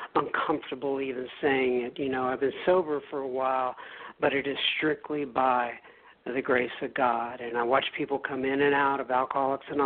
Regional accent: Dallas, Texas, United States; accent: Texas; also born or lived in Bangor, Maine; I am from the Dallas, Texas area. I have primarily lived here my entire life.

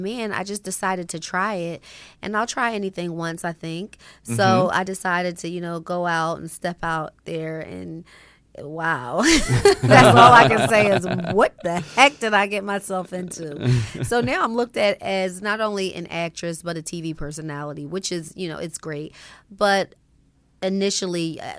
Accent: Philadelphia, Pennsylvania, United States; also born or lived in Los Angeles; You know, I actually was born here in L.A.

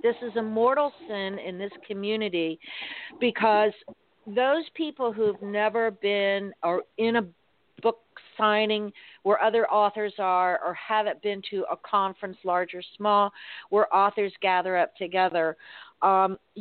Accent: Miami, Florida, United States; growing up in Miami

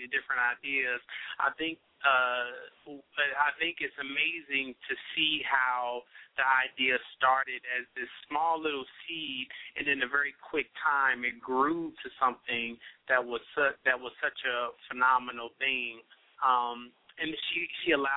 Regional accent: Indianapolis, Indiana, United States; I'm from Indianapolis, Indiana

